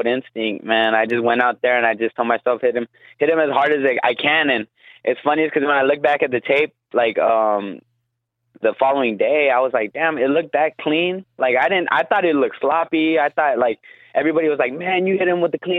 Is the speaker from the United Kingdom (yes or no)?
no; Guam; now in Las Vegas, United States; I am from Guam